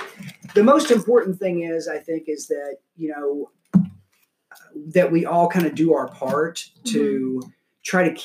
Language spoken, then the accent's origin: English; La Marque, Texas, United States; growing up in Galveston County in Lamarck, Texas